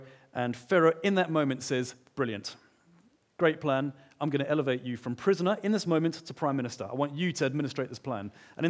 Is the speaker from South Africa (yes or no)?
yes; Johannesburg, Gauteng, South Africa; I grew up in Johannesburg. My parents separated when I was quite young, and we went through times of feast and times of famine.